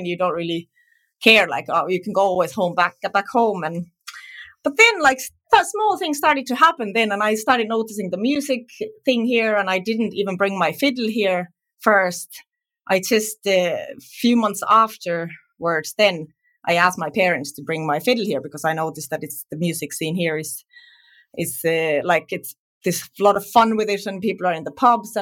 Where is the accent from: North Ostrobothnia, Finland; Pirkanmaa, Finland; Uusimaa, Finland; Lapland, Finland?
Pirkanmaa, Finland; Tampere; moved away as an adult; now in Ireland; my home city, so I'm from Tampere